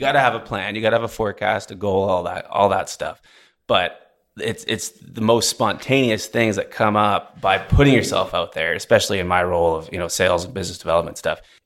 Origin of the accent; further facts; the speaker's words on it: Vancouver, British Columbia, Canada; moved away as an adult; also born or lived in Alberta; now in Houston, United States; I grew up on the West Coast, Vancouver, B C